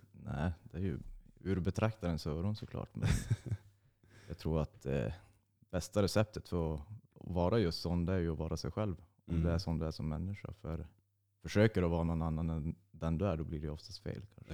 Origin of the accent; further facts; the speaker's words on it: Nödinge, Västra Götaland, Sweden; also born or lived in Uddevalla / Hisingen, Gothenburg; now in Norrland, Sweden; jag är född i Uddevalla och bodde i Hisingen i fem eller sex år, jag minns inte riktigt. Och sen flyttade vi till Ale kommun, till ett ställe som heter Nödinge. Jag gick skola där